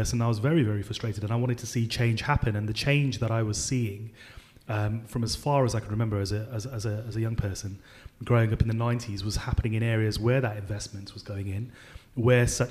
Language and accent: English; Birmingham, West Midlands, United Kingdom; I grew up in inner city Birmingham in a place called Handsworth.